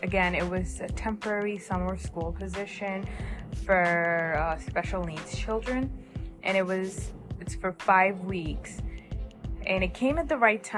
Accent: New Jersey, United States; I am from New Jersey

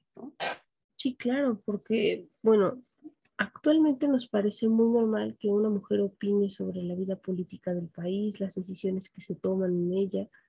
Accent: Mexico; nosotros como mexicanos

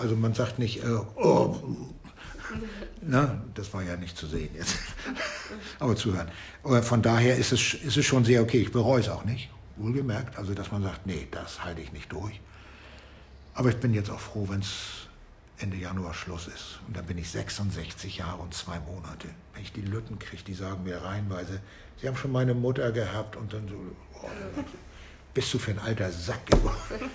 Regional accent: Flensburg, Schleswig-Holstein, Germany; now in Hamburg, Germany; dann werden wir in vier Jahren in meine Heimat zurückgehen, nach Flensburg, eine der schöneren Städte im Norden. Da komme ich her

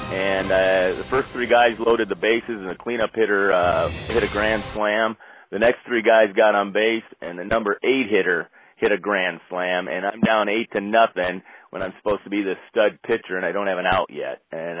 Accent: Cedar Rapids, Iowa, United States; now in Minneapolis, United States; I grew up in Cedar Rapids, Iowa, but I live in Minneapolis, Minnesota.

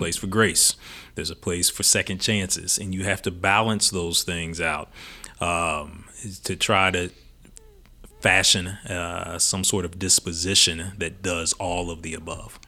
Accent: Louisville, Kentucky, United States; also born or lived in Illinois; Louisville is home for me. I was born here in Louisville, uh, born West End on South Forty-fifth Street

